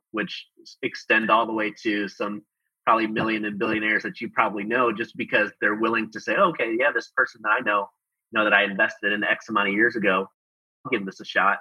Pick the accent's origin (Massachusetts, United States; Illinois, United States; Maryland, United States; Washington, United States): Illinois, United States; Chicago; moved away as an adult; also born or lived in Denver / Australia; now in Houston, United States; I actually grew up in Chicago. Um, I grew up in Chicago in the Midwest